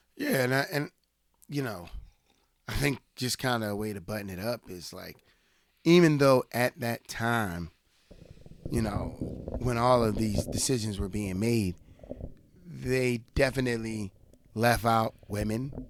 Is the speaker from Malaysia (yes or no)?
no; United States; me as an American